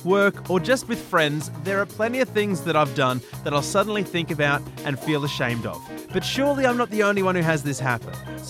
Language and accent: English; Port Macquarie, New South Wales, Australia; moved away; I grew up in Port Macquarie and, you know, when I moved to the city, it was strange.